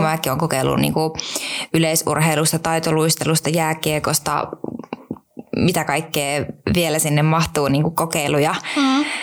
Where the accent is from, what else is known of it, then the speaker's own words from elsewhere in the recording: Mikkeli, South Savo, Finland; moved away; also born or lived in Helsinki capital region; mä oon kasvanut Mikkelissä